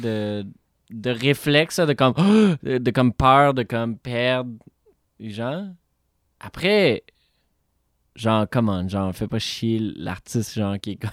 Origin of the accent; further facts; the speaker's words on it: Montreal, Quebec, Canada; je suis Montréalais born and raised